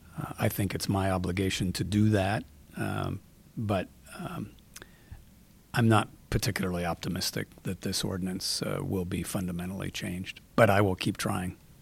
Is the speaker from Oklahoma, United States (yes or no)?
no; Seattle, Washington, United States; I grew up in Seattle. I've been here, um, my whole life